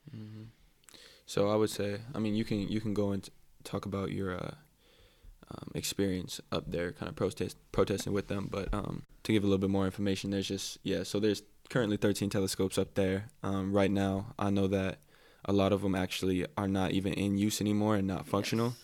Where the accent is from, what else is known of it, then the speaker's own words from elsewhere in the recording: Ka'u, Big Island of Hawaii, United States; moved away as an adult; also born or lived in Walnut Creek, California; now in Oregon, United States; I grew up in a more rural area of Hawaii. So like I said, I'm from Kau originally